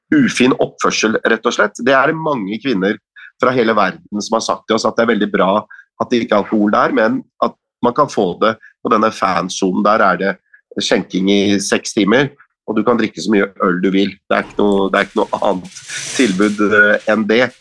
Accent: Norway; med våre norske øyne

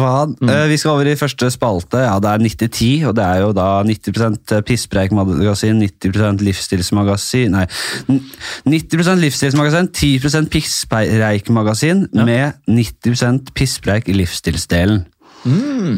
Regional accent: Bærum, Akershus, Norway; Jeg er fra Bærum

